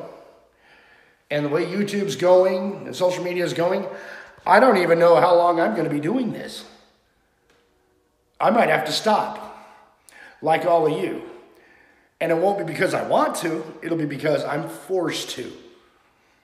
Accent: United States; as Americans

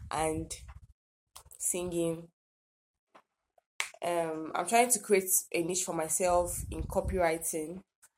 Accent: Akwa Ibom, Nigeria; 100 level, studying nursing science, and I'm from Akwa Ibom State.

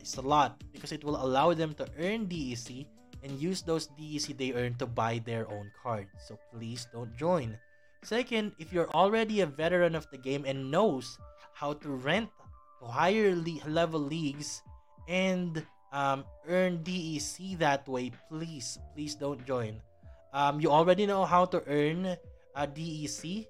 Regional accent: Philippines; my home country, the Philippines

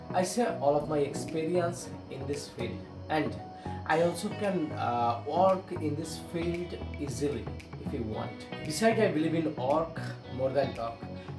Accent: Bangladesh; I am from Bangladesh.

